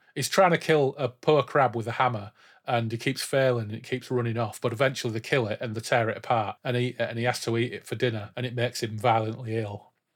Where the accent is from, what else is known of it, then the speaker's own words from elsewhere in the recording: Yorkshire and the Humber, United Kingdom; we grew up in Humber side, in inverted commas, didn't we? Back to East Yorkshire now, as it should be, and North Lincolnshire